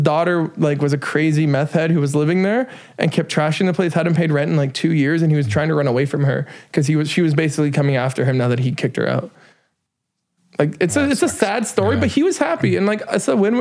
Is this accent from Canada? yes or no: yes; Dawson Creek, British Columbia, Canada; now in Vancouver, Canada; coming back to my hometown and changing my hometown